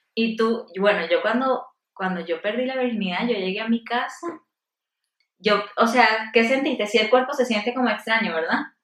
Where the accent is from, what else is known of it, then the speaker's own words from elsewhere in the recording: Venezuela; donde yo soy de Venezuela